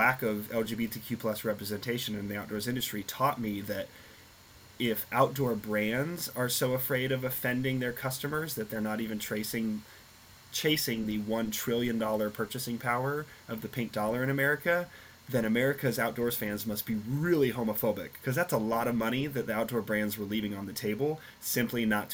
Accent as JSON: {"language": "English", "region": "Nebraska", "country": "United States", "tie": "born or raised there", "moved": "yes", "said": "I grew up in Nebraska"}